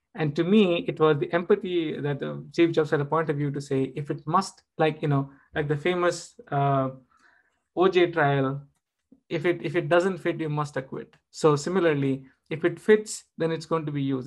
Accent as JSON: {"language": "English", "country": "India", "said": "I'm, I'm an Indian."}